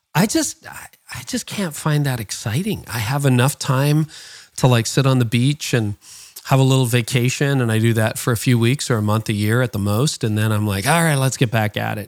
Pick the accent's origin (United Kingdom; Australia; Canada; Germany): Canada; my parents were born in the Netherlands and I was born in Canada.